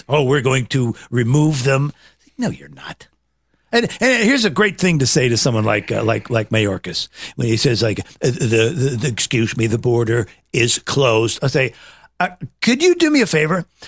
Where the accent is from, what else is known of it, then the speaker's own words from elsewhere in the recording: Nebraska, United States; I was raised in Nebraska